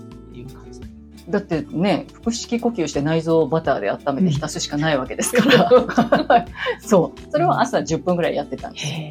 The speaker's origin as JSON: {"language": "Japanese", "region": "Tokyo", "country": "Japan", "tie": "born or raised there", "said": "都会で育ってしまったので、東京で育ってしまったので、うん、田舎はないんですよね"}